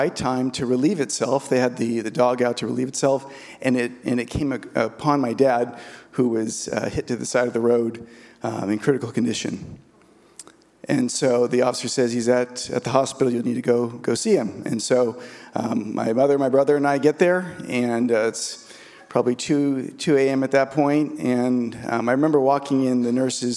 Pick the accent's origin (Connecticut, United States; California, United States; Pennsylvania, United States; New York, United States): California, United States; San Diego; I grew up in San Diego.